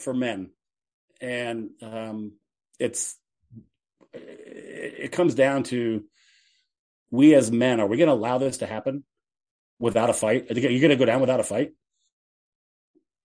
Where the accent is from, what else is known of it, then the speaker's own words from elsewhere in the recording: Seattle, Washington, United States; I was born in Seattle